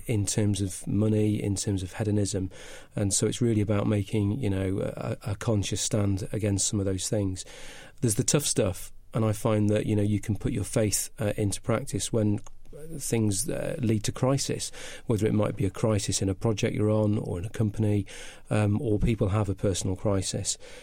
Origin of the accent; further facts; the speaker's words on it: Cheshire, North West England, United Kingdom; accent: slight northern; moved away; also born or lived in Clevedon; I started off life in Cheshire